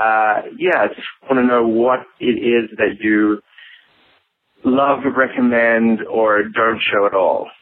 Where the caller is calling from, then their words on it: New York, United States; I'm calling from New York.